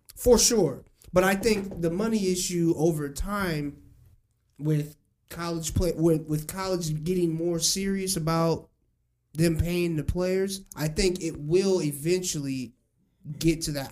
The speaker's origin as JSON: {"language": "English", "town": "Springfield", "region": "Illinois", "country": "United States", "tie": "born or raised there", "said": "growing up in Springfield"}